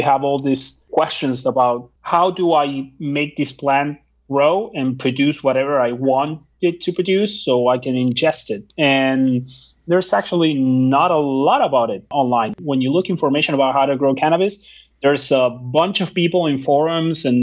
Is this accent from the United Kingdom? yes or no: no; Argentina; now in United States; I'm from Argentina